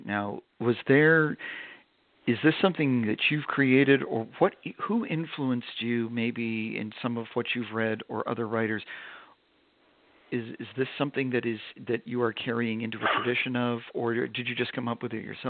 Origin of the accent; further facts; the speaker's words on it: Vermont, United States; I grew up in Vermont, and I grew up in a small town